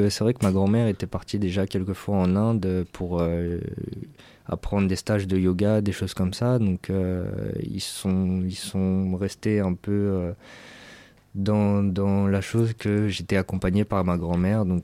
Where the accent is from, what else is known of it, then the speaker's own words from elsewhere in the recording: France; accent: French; nous, avec notre accent anglais qu'on a de français